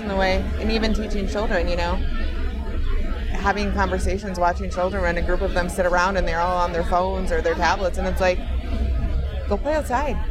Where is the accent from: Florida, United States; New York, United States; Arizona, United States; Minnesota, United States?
Minnesota, United States; I'm from Minnesota.